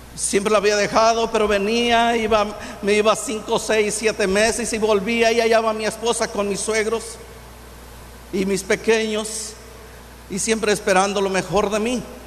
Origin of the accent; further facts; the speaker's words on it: Infiernillo, Michoacán, Mexico; also born or lived in Lázaro Cárdenas, Michoacán / Zirahuén, Michoacán; yo nací en, aquí en Michoacán, en Infiernillo.